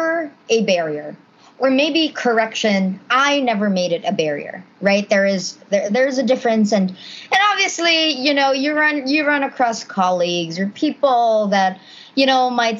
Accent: Cebu City, Central Visayas, Philippines; moved away as an adult; now in Boston, United States; straight out from Cebu, you know, born in the Philippines

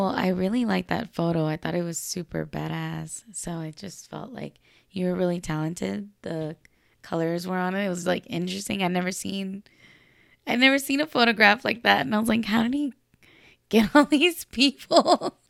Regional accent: Los Angeles, California, United States; I'm from Los Angeles, California

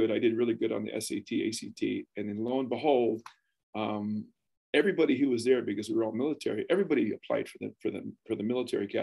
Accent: Philippines; So, anyways, I grew up there in the Philippines, and it, it, was, it was the best of time.

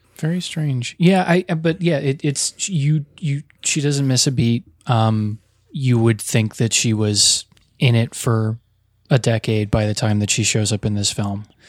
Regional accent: the New York area, United States; I grew up in the New York area with a lot of Italian American kids

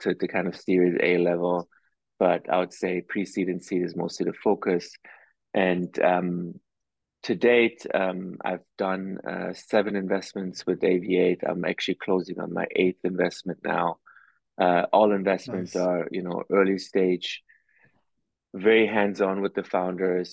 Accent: Germany; moved away as an adult; also born or lived in East Coast, United States; now in United States; For most of my life, I grew up in Germany

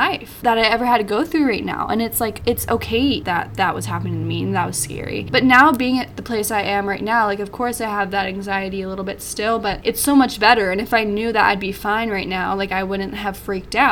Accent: Arizona, United States; moved away as an adult; I'm from Arizona

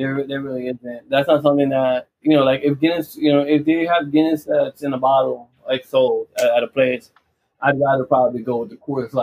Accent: New York, United States; as being a New Yorker myself

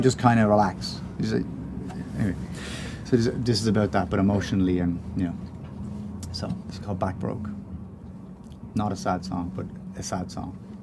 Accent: Ireland; we're Irish

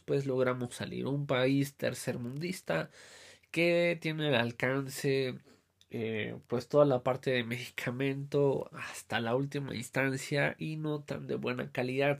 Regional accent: Mexico; nosotros como mexicanos

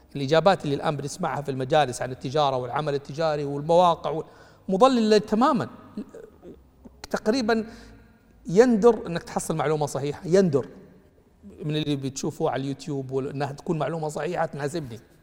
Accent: Mecca, Makkah Province, Saudi Arabia; انا مولود في مكه يعني تمام مدينه رواد الاعمال

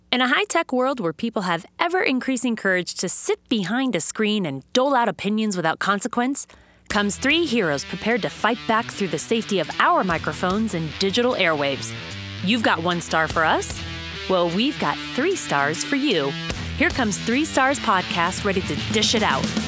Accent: Montana, United States; moved away; growing up in Montana, uh, back when I did grow up in Montana, not recently

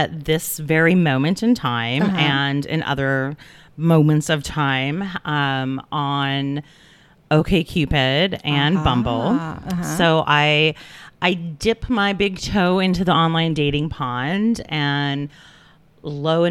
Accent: Midwest, United States; I come from the Midwest.

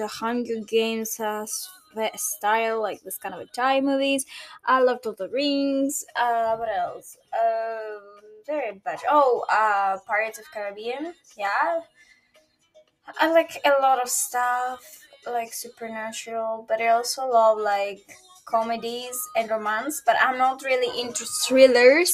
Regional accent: Greece; I'm a Greek girl, almost 23, turning 23 in August. This August, on 2025. I'm from Greece.

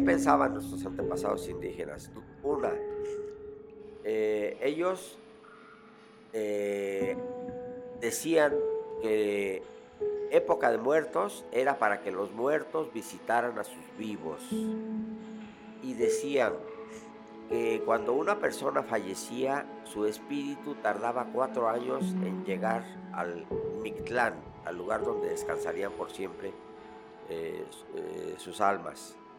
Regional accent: Mexico; somos los mexicanos

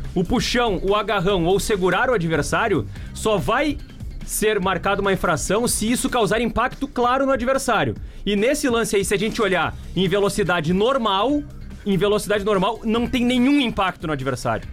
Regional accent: Osório, Rio Grande do Sul, Brazil; Eu, eu não nasci em Osório, mas eu me criei em Osório

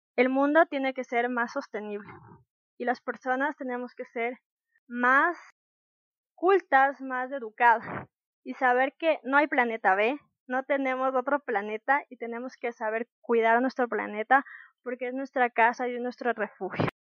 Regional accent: Ecuador; Como ecuatorianos creo que debemos conocer

